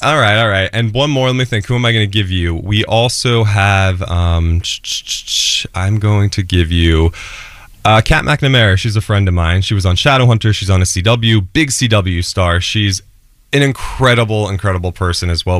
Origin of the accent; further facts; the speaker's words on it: New Jersey, United States; I'm an Italian from Jersey